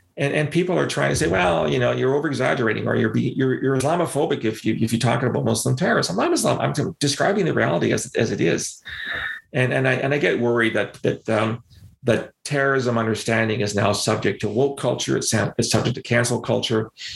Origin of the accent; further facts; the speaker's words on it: London, Ontario, Canada; in London, again, my hometown.